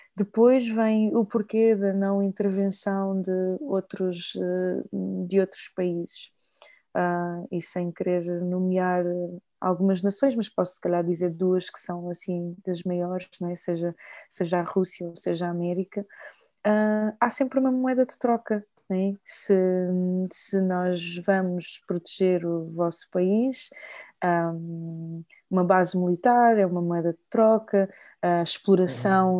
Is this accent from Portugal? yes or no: yes; Lisbon, Portugal; accent: Portuguese (from Portugal); also born or lived in Maputo, Mozambique; eu cresci em Lisboa